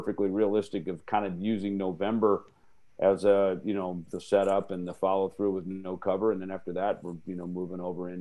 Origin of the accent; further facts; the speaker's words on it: Jackson, Minnesota, United States; moved away; my hometown in Jackson, Minnesota